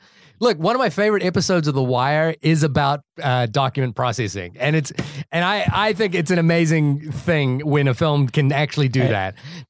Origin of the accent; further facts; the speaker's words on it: New Zealand; I'm from New Zealand, and the town that I went to school in was on that list.